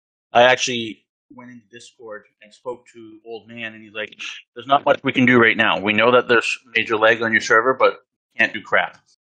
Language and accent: English; Canada; I'm a Canadian. Hockey's in my blood, eh?